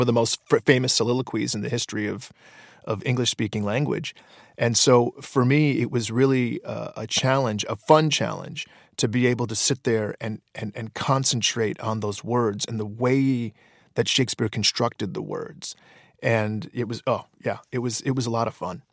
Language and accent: English; Detroit, Michigan, United States; when I was in high school, there, there were no avenues, uh, for sketch comedy in Detroit